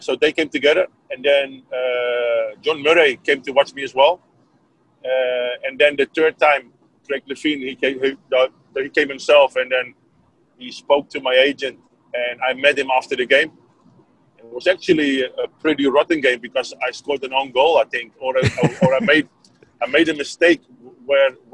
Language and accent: English; Netherlands; I was from Holland